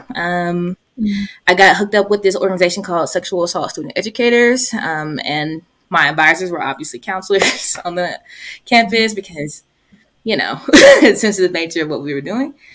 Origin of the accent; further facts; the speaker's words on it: Columbus, Georgia, United States; my hometown, I'm from Columbus, Georgia